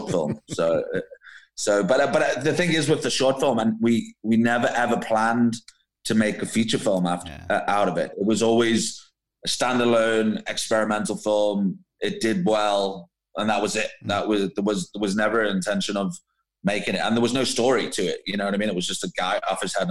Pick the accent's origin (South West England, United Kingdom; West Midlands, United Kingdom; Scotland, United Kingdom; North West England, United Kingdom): North West England, United Kingdom; Liverpool; moved away as an adult; now in Cape Town, South Africa; originally I'm actually from Liverpool.